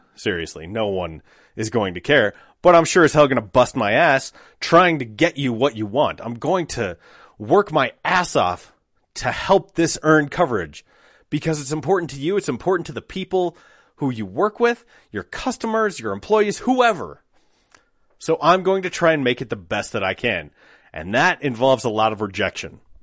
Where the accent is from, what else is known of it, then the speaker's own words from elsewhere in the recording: Applewood, Colorado, United States; I grew up in Applewood, so not far from, like, twentieth and Youngfield or thirty-second and Youngfield.